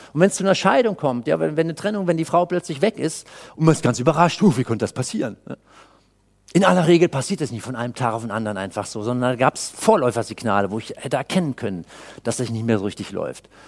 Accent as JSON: {"language": "German", "town": "Cologne", "region": "North Rhine-Westphalia", "country": "Germany", "said": "Ich komme aus Köln"}